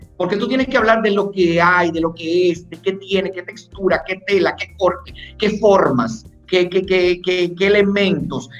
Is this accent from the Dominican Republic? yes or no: yes; Dominican Republic; yo soy dominicano